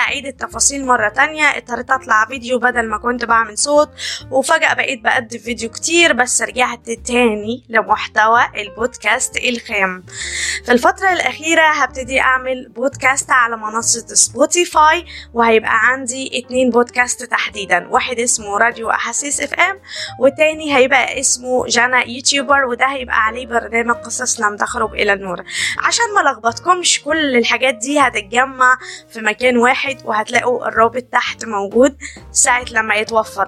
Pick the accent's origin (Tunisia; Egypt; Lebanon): Egypt; عندنا في مصر في لهجات كتير